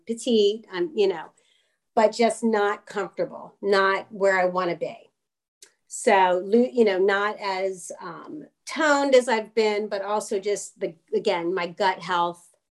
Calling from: Philadelphia, Pennsylvania, United States; I'm calling from the greater

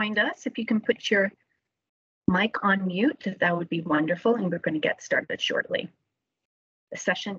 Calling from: Noelville, Ontario, Canada; I am calling from Noelleville, Ontario, the traditional Anishinaabeg territory on lands occupied by the peoples Nipissing and Dokas First Nations.

